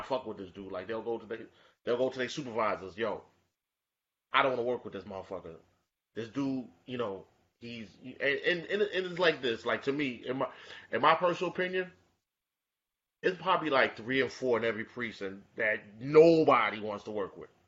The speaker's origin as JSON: {"language": "English", "region": "New York", "country": "United States", "tie": "born or raised there", "said": "I was born and raised in Bed-Stuy"}